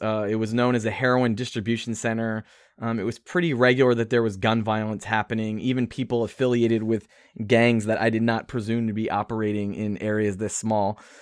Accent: Philadelphia, Pennsylvania, United States; moved away as an adult; now in New York City, United States; I'm from Philadelphia, and, although I was raised in the suburbs, and I went to college in Philadelphia

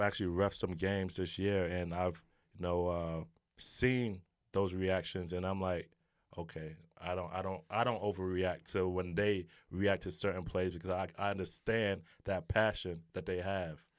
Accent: New York City, New York, United States; growing up in New York City, you know, playing basketball in the streets

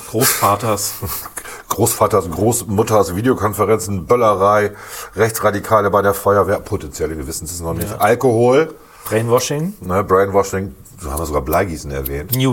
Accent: Bremen, Germany

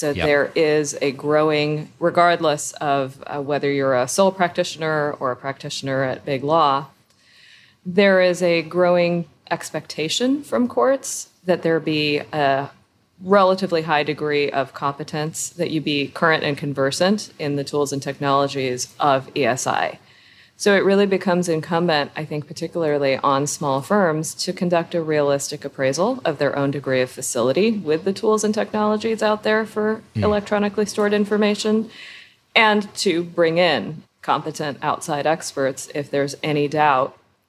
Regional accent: California, United States; I was born and raised in Southern California.

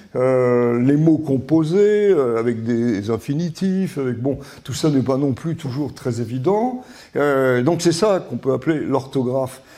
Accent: Vichy, Auvergne-Rhône-Alpes, France; j'ai passé toute mon enfance à Vichy

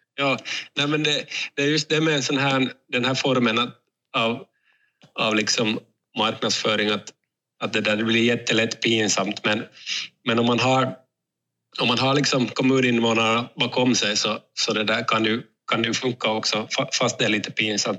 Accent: Raseborg, Uusimaa, Finland; jag kommer själv från Raseborg

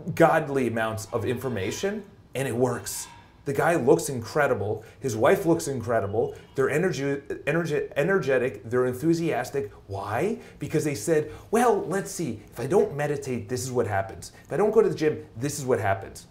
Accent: New York, United States; accent: New York; my New York accent

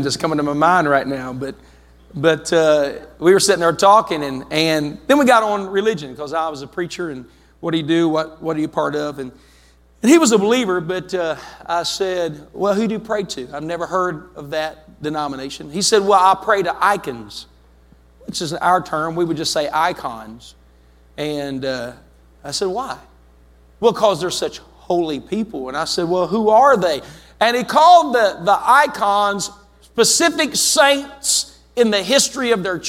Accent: Glen Ferris, West Virginia, United States; now in Zanesville, United States; people that I grew up with in Glen Ferris, I got to see the saints of God that were around me when I was just a kid

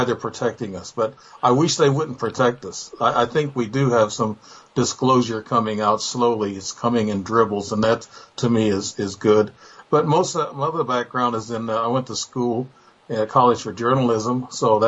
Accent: Illinois, United States; I'm from Illinois.

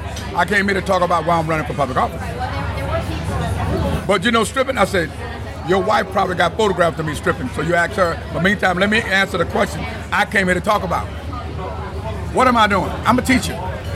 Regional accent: Vietnam; English is a second language; moved away as an adult; now in United States; When I came from Vietnam, my government told me, your children is your responsibility.

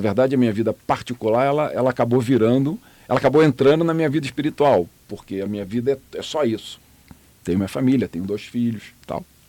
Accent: Rio de Janeiro, Brazil; moved away as an adult; now in Miami, United States; a família do meu pai é do Rio de Janeiro, onde eu nasci

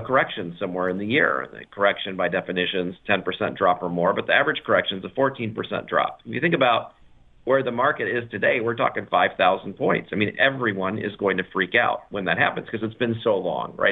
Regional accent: United States

